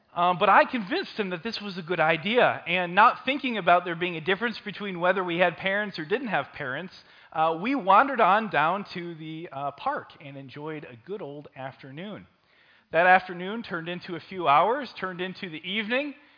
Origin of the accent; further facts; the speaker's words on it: St. Paul, Minnesota, United States; living in Como Park and growing up in Como Park